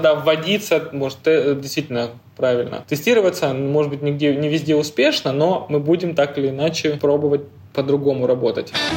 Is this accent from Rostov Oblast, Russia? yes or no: yes; Rostov-on-Don, Rostov Oblast, Russia; moved away as an adult; now in Moscow, Russia; я из Ростова-на-Дону